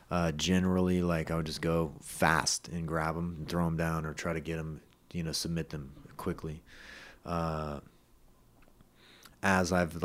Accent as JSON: {"language": "English", "town": "Los Gatos", "region": "California", "country": "United States", "said": "went to Los Gatos. I'm from Los Gatos"}